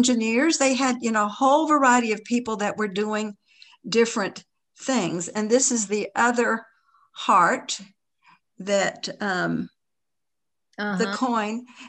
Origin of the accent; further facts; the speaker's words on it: Tennessee, United States; Because again, we're both from East Tennessee, you know, it was relative.